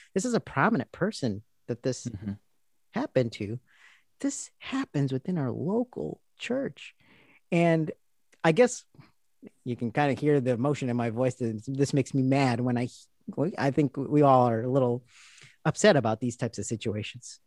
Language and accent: English; India; I'm speaking as an Indian Christian